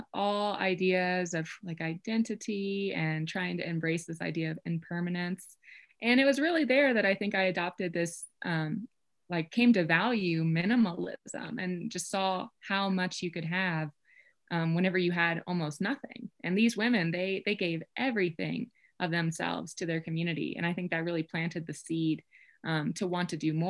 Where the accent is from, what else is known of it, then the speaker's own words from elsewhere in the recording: Kentucky, United States; moved away as an adult; now in Colorado, United States; I'm from Kentucky, so I think That's just how I learned to say it. I grew up in the Appalachian Mountains